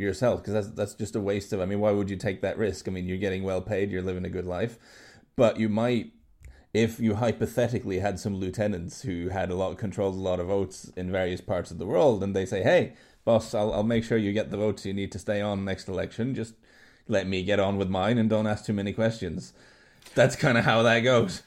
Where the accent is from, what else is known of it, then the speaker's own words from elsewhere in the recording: Norway; I grew up in Norway